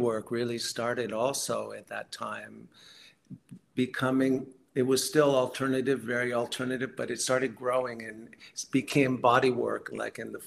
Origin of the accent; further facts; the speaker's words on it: San Francisco, California, United States; I grew up in the Bay Area, San Francisco, Marin County